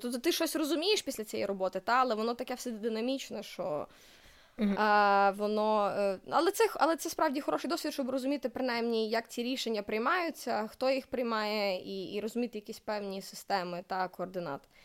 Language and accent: Ukrainian; Lviv, Lviv Oblast, Ukraine; also born or lived in Germany; Я народилася у Львові